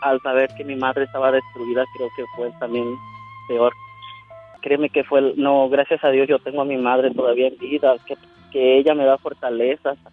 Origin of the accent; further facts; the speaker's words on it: Michoacán coast, Mexico; now in Chicago, United States; soy de originario de Michoacán